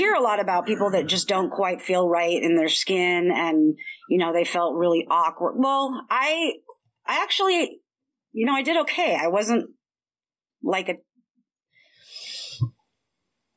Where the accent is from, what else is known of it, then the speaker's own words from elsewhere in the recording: Bellevue, Washington, United States; I was raised in Bellevue, but it was not the Bellevue that you know today